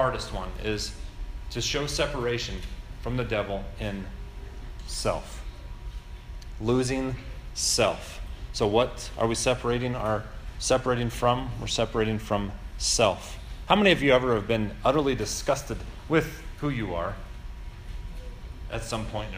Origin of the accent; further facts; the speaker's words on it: United States; As Americans